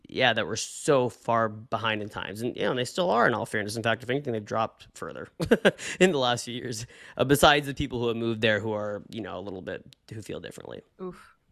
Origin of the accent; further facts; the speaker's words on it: Bellingham, Washington, United States; went to school in my hometown right here in Bellingham